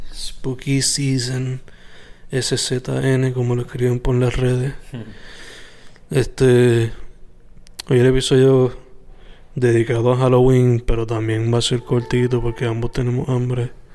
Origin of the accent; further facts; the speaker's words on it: Sabana Grande, Puerto Rico; mi pueblo nativo, bueno, mi pueblo de crianza de Sabana Grande